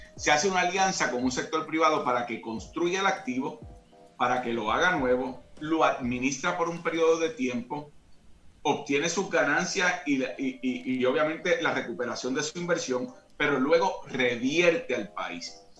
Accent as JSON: {"language": "Spanish", "town": "Caguas", "country": "Puerto Rico", "tie": "born or raised there", "said": "yo soy de Caguas, condado moderno, yo vivía al lado de la cancha entre la Manuela Toro y la casa donde yo vivo y o eh, donde crecí y donde todavía vive mi familia"}